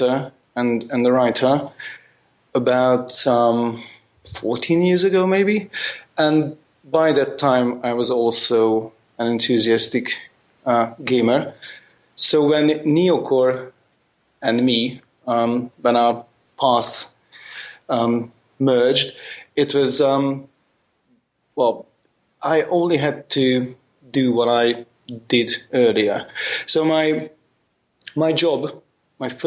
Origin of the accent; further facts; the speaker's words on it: Budapest, Hungary; first language Hungarian; English is a second language; I'm from Hungary, Budapest